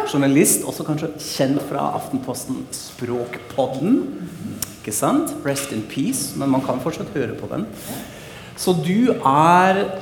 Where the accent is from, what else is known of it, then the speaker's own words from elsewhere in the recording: Frankfurt, Hesse, Germany; now in Norway; Frankfurt er jo min hjemby, som jeg maser om i podkasten hele tida